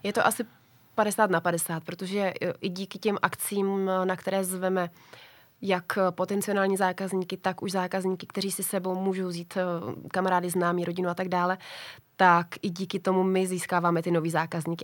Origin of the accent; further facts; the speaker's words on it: Czechia; u nás v Čechách